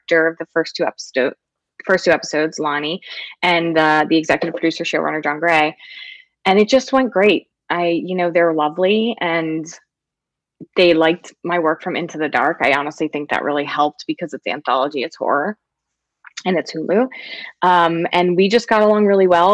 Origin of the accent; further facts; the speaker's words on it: Philadelphia, Pennsylvania, United States; I'm from Philly